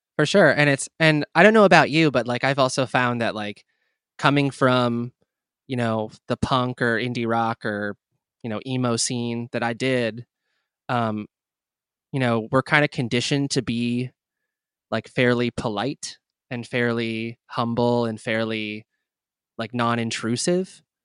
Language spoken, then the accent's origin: English; New Brunswick, New Jersey, United States; I was born and raised in New Brunswick, uh, New Jersey